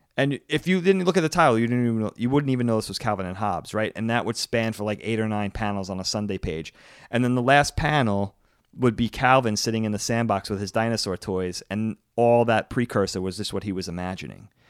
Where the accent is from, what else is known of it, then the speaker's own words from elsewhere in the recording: Long Island, New York, United States; the newspaper we got growing up on Long Island was New York's Newsday